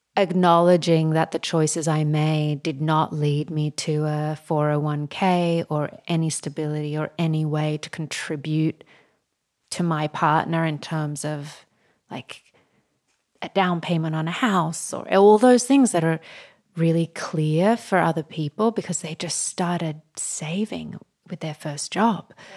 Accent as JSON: {"language": "English", "country": "Australia", "tie": "born or raised there", "moved": "yes", "lives_now": "New York City, United States", "said": "growing up in Australia"}